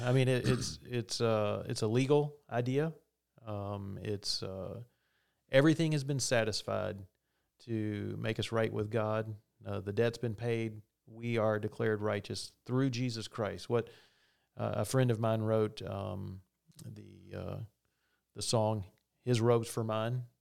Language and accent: English; the South, United States; I'm from the South